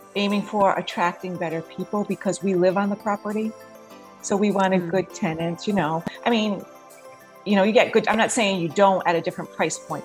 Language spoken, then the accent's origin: English; New England, United States; moved away as an adult; now in Florida, United States; Originally, I'm from New England, and I've lived in Florida for about seven years now.